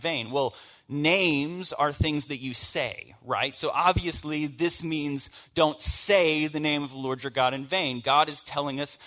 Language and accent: English; the South, United States; I grew up in the South and in church